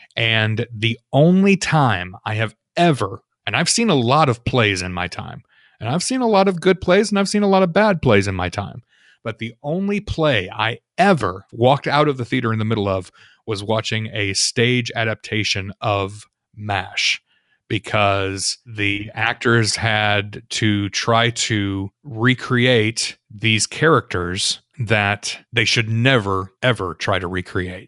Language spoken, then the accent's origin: English; Illinois, United States; I come from Illinois